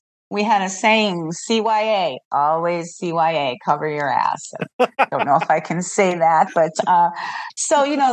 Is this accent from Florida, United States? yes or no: no; Chicago, Illinois, United States; moved away as an adult; I'm actually from Chicago, and I've been here now for 12 years